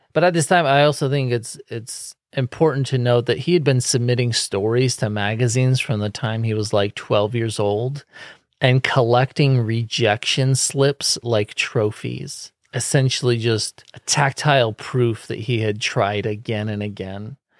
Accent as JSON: {"language": "English", "area": "Silicon Valley", "region": "California", "country": "United States", "tie": "born or raised there", "said": "I grew up in Silicon Valley"}